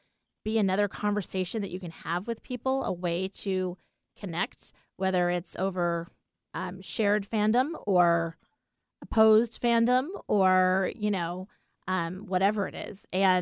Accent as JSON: {"language": "English", "region": "New York", "country": "United States", "moved": "yes", "said": "when we moved out here from the East Coast, you know, it's like, oh, you're a New Yorker and New Yorkers are so tough and whatever."}